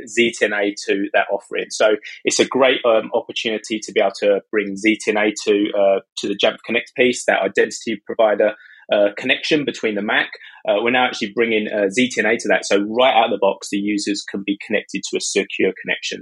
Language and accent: English; United Kingdom; accent: British; also born or lived in near London; As you can tell from my accent, I'm British. I live in the UK, just outside London